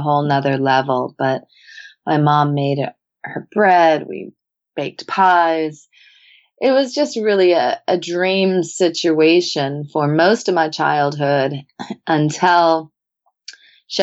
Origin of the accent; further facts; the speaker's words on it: Santa Barbara, California, United States; Growing up in Santa Barbara and mostly up at Hollister Ranch